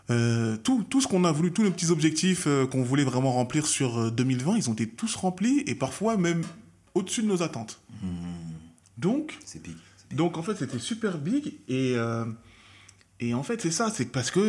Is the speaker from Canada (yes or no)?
yes; Peace River, Alberta, Canada; je savais que chez moi, à Peace River et vers la paix, il y avait rien. On le savait. Il y avait zéro cas.